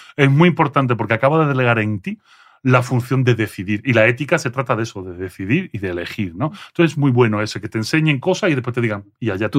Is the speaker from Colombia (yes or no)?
no; Andalusia, Spain; accent: Andalusian; first language French; Spanish is a second language; moved away as an adult; also born or lived in Belgium / Seville; now in Mexico; yo no nací en España, yo nací en Bélgica, mis padres eran emigrantes andaluces en Bélgica. Cuando llego a Bélgica, eh, llego con seis años